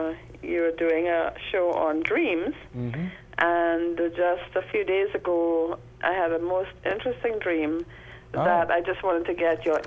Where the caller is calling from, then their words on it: Trinidad & Tobago; I'm calling from Trinidad.